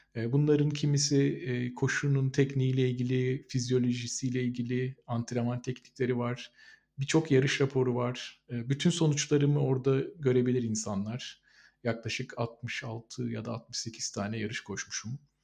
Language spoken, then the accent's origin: Turkish; Mersin, Turkey